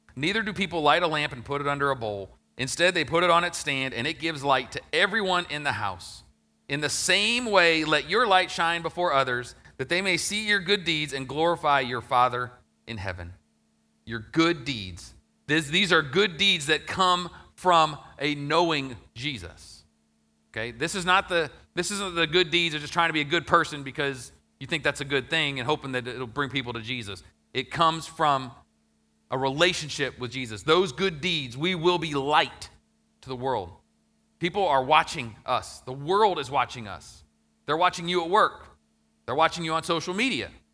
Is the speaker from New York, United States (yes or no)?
no; Ohio, United States; my hometown that I grew up in, Ohio